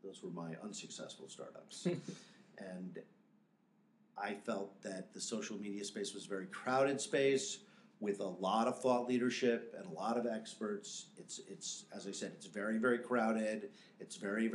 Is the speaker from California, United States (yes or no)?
no; New York, United States; moved away as an adult; also born or lived in Chicago / Los Angeles; I grew up in New York